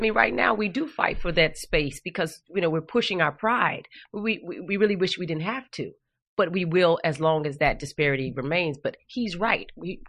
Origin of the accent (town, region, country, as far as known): Flagstaff, Arizona, United States; born or raised there; also born or lived in Winslow, Arizona